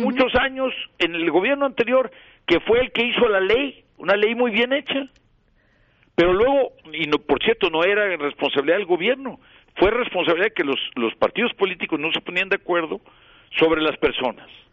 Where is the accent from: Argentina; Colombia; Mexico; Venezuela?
Mexico; moved away; yo en primer lugar soy mexicano